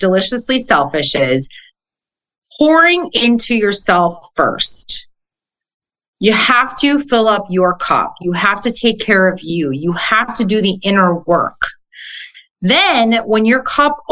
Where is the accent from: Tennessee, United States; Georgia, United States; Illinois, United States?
Illinois, United States; Chicago; moved away as an adult; also born or lived in Jersey Shore; now in Pittsburgh, United States; I'm originally from Chicago